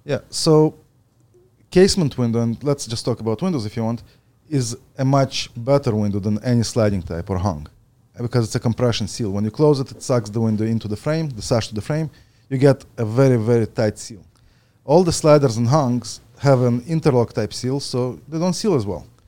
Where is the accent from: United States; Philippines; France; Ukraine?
Ukraine; also born or lived in Edmonton, Alberta; now in Ontario, Canada; I was born in the Ukraine